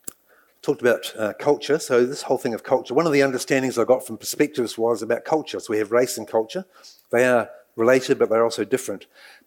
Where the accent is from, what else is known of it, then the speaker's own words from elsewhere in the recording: England, United Kingdom; And for me personally, as I mentioned, I was brought up in England